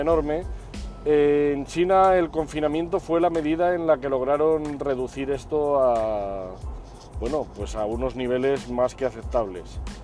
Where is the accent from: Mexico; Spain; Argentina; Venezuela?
Spain; aquí en España